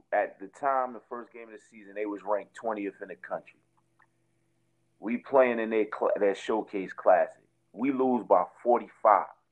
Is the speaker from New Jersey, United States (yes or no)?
yes; Jersey City, New Jersey, United States; I'm from Jersey City. I'm from Martin Luther King Drive in Jersey City.